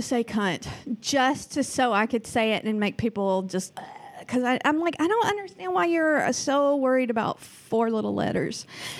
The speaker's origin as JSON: {"language": "English", "region": "the South", "country": "United States", "accent": "Southern", "moved": "yes", "lives_now": "Oregon, United States", "said": "I am from the South."}